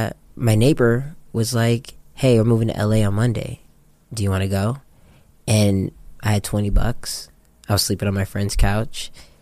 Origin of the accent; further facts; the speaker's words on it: Japan; moved away as an adult; now in United States; Well, prior to that, I grew up in Japan.